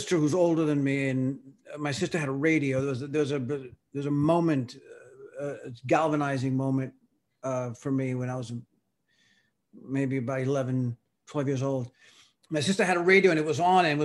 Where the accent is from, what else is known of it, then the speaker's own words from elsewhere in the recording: Miami, Florida, United States; first language Spanish; English is a second language; also born or lived in Cuba; I came from Cuba when I was 2 and a half. I was probably maybe like close to 3 years old with my mother. We emigrated to Miami